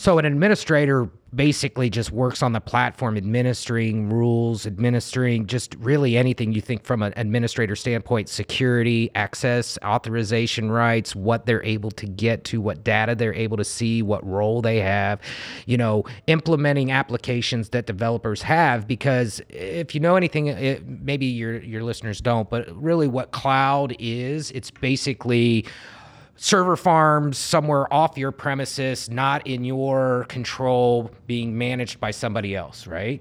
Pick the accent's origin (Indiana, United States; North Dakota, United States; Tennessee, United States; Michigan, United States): Indiana, United States; Indianapolis; I grew up in Indy